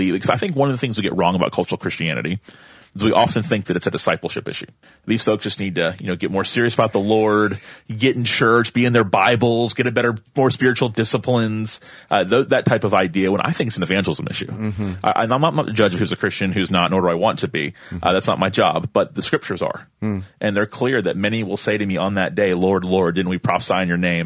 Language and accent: English; Tallahassee, Florida, United States; I'm from Tallahassee. It's my hometown